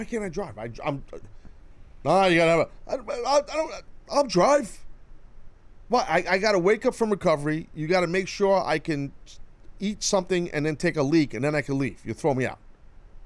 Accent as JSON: {"language": "English", "country": "United States", "said": "I'm a proud American"}